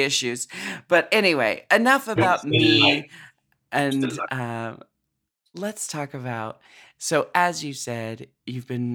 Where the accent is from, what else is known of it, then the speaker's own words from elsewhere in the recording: United States; moved away as an adult; now in United Kingdom; as an American, growing up with, you know, only really learning about the UK through American history